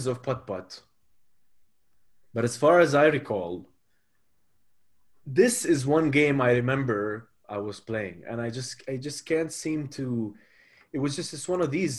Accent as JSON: {"language": "English", "region": "Abu Dhabi", "country": "United Arab Emirates", "tie": "born or raised there", "said": "when I was growing up in Abu Dhabi"}